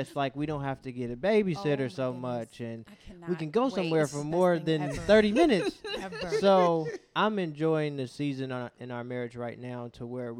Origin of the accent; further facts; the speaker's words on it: Cincinnati, Ohio, United States; we are born and raised in Cincinnati, Ohio. Love the city.